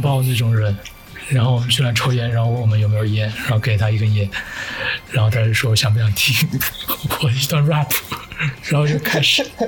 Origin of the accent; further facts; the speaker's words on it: China; now in Russia; 我的那个 partner 也是中国人